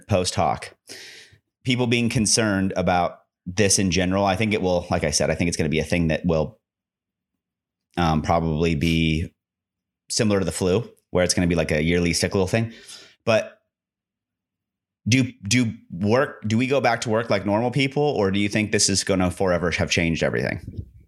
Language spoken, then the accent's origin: English; Nebraska, United States; we grew up in Nebraska